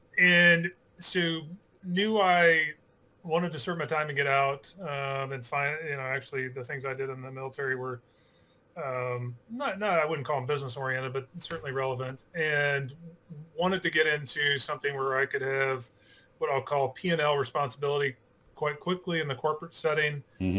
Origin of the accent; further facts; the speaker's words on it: Oregon, United States; also born or lived in New York / Northeast US; now in Houston, United States; I am what they call a Texan by marriage. And so I actually grew up on the West Coast, so I grew up in Oregon and bounced around, went to school in New York, was in the Army for 5 years, went back to school in the Northeast, and we're in Texas.